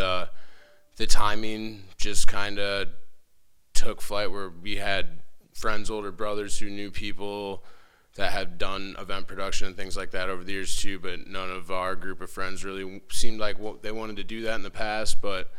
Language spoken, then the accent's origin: English; Waterville, Ohio, United States; I grew up in Waterville.